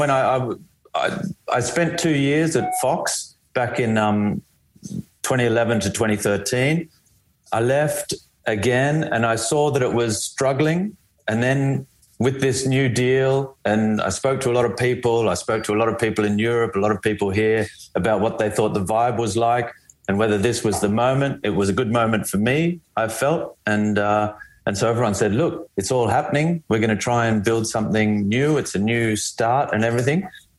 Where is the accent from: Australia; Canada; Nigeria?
Australia; Canberra, Australian Capital Territory; moved away as an adult; also born or lived in Melbourne; I grew up in Canberra.